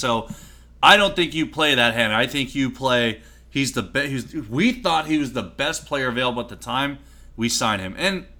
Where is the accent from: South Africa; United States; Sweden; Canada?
United States; Oh, they lost? I had no idea because I'm American.